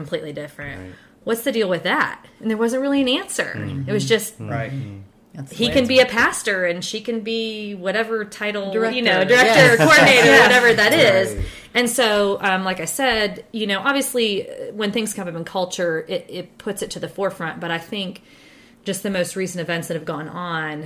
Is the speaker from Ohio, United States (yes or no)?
yes; Ohio, United States; moved away; also born or lived in Bible Belt; I'm actually from the North as well, ironically. I'm an Ohioan